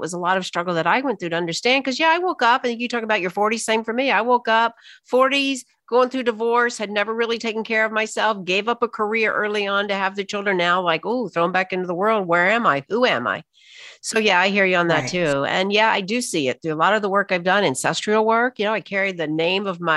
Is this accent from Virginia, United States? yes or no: no; Alabama, United States; I was raised in Alabama, Deep South